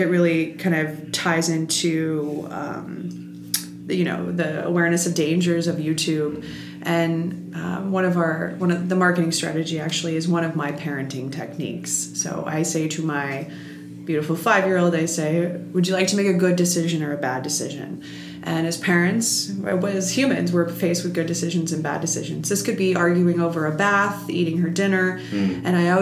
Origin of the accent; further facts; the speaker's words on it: New York, United States; I'm a New Yorker